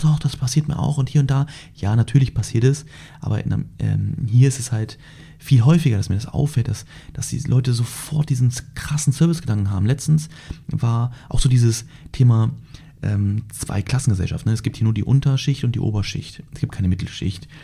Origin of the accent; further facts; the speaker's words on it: Germany; moved away as an adult; now in Dubai, United Arab Emirates; bei uns in Deutschland